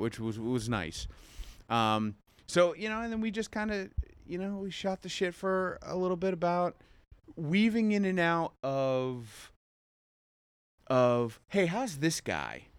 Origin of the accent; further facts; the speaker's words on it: Jackson, New Jersey, United States; also born or lived in Curacao / Asbury Park, New Jersey; I'm from Jackson.